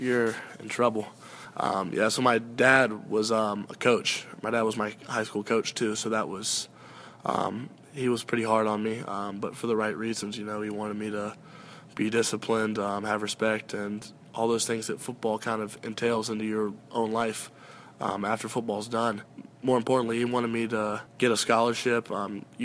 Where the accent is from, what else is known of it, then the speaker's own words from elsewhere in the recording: Jacksonville, Florida, United States; moved away as an adult; now in Gainesville, United States; I'm from Jacksonville